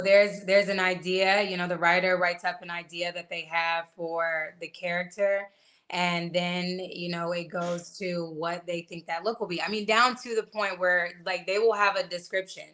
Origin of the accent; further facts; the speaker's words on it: Atlanta, Georgia, United States; I'm from Atlanta